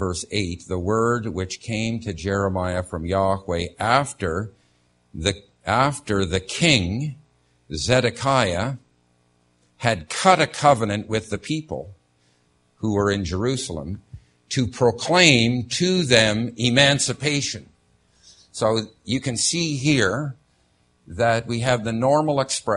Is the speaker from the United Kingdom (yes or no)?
no; Canada; moved away; as a Canadian